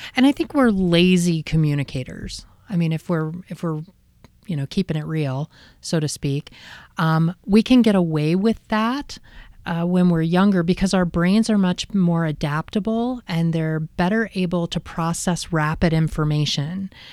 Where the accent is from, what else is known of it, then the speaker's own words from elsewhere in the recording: Midlothian, Virginia, United States; moved away; also born or lived in Encinitas, California; I grew up in a, um, town outside of Richmond, Virginia called Midlothian.